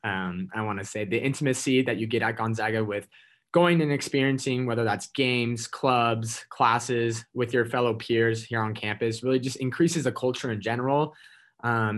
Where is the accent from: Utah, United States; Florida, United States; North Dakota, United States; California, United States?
Utah, United States; Salt Lake City; moved away as an adult; now in Spokane, United States; I grew up in Salt Lake City